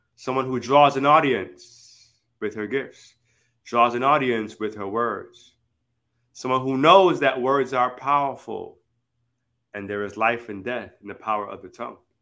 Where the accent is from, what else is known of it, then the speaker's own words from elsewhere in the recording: Miami or Broward, Florida, United States; our hometown in like Miami or Broward